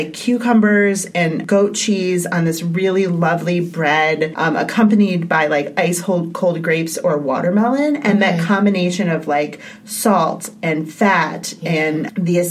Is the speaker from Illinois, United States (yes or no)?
yes; Chicago, Illinois, United States; I'm from the Chicagoland area